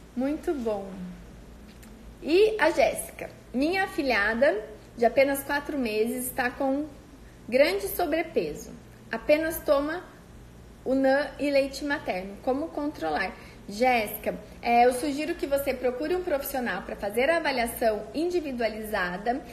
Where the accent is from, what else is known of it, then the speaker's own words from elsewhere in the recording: Cândido Mota, São Paulo, Brazil; minha amiga de infância lá da minha cidade, de Cândido Mota